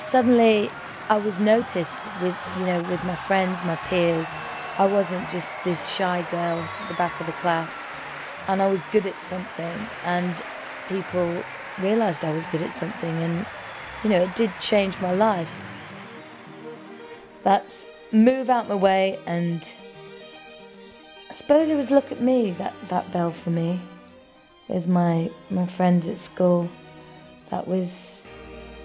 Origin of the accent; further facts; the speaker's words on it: Halifax, Yorkshire and the Humber, United Kingdom; now in Kent, United Kingdom; Originally, I'm from Halifax, and I now live in Kent.